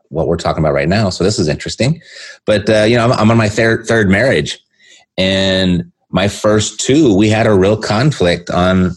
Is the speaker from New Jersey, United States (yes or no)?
no; Southern California, United States; I'm born and raised in Southern California